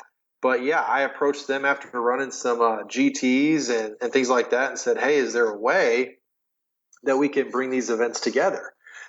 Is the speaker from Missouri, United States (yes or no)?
yes; St. Louis, Missouri, United States; moved away as an adult; now in Memphis, United States; we spent 2 years in a rec center in North St. Louis. It's actually – the funny thing is it's where I grew up. So I'm originally from St. Louis. I had moved away for about 6 years. Then I moved back.